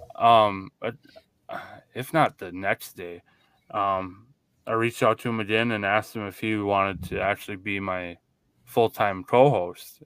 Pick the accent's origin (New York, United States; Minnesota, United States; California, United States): Minnesota, United States; we are from Minnesota, so we are Vikings fans